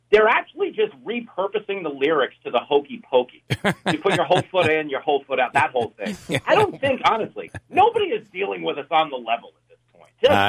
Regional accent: Levittown, New York, United States; I grew up on Long Island. I grew up in Levittown. Yeah, big law enforcement family and, Italian family.

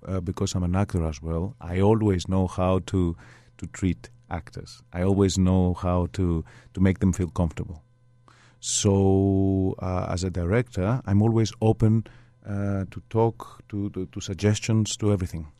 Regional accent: Greece; I was brought up in Greece.

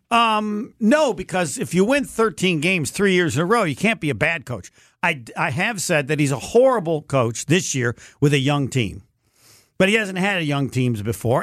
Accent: Indiana, United States; I'm from Indiana.

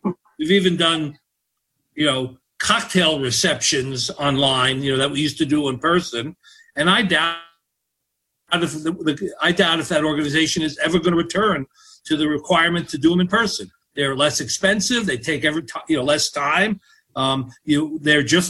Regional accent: New York greater area, United States; we're all originally from the New York greater area

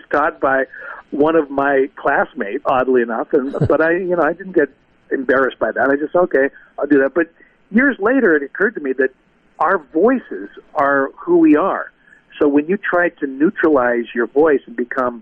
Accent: Seattle, Washington, United States; I grew up in Seattle

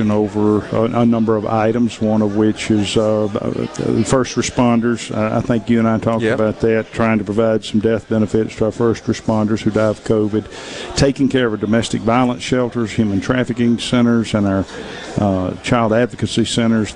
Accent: Clinton, Mississippi, United States; I grew up in Clinton, and it's been there ever since I can remember

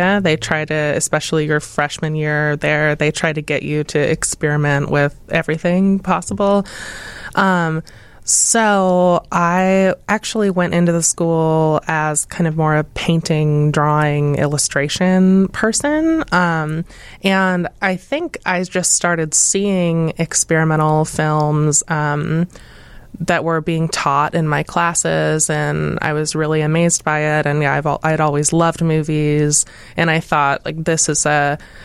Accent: Portland, Oregon, United States; moved away; I grew up in Portland in the trees

